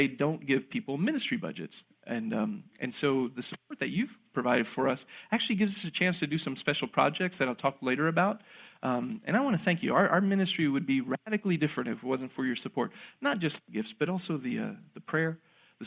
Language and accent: English; Argentina; I was born in Argentina myself